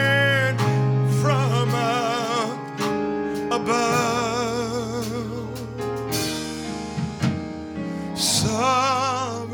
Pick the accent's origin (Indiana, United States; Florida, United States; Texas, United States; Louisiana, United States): Louisiana, United States; Baton Rouge; also born or lived in Lake Charles, Louisiana; I used to travel through here quite a bit growing up in Baton Rouge